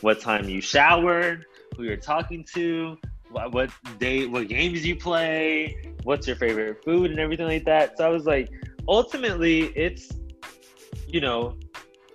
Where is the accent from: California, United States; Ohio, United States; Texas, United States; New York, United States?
Texas, United States; Austin; accent: Austin accent; also born or lived in Baton Rouge, Louisiana; I moved to Austin whenever I was 5 years old. So, and I'm 23 now, and I still live in Austin. So, I have adapted to the Austin lingo, the Austin accent